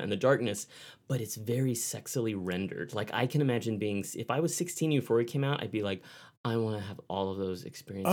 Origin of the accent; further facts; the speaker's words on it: Texas, United States; growing up in Texas